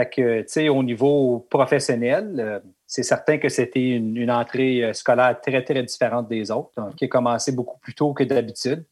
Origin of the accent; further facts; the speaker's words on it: Elliott Lake, Ontario, Canada; moved away as an adult; also born or lived in Whitby / Oshawa; now in North Bay, Canada; ma ville natale, Elliott Lake